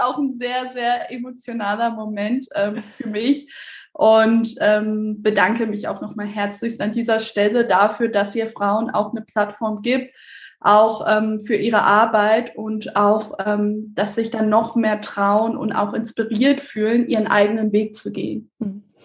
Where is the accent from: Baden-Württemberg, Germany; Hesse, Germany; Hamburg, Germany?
Hamburg, Germany; moved away as an adult; also born or lived in Berlin; weil ich selber gebürtige Hamburgerin bin